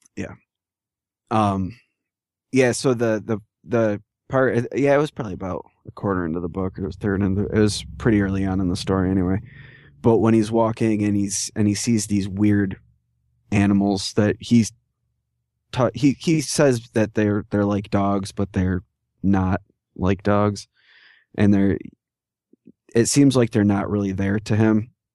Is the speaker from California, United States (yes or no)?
no; New York, United States; I've even been raised on by people from other parts of New York for the way I talk